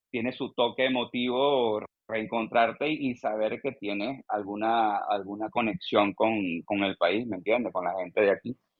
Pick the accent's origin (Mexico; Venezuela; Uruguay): Venezuela; Barquisimeto, Lara; moved away as an adult; also born or lived in Madrid area, Spain; now in Spain; una cosa de las que más extraño de mi tierra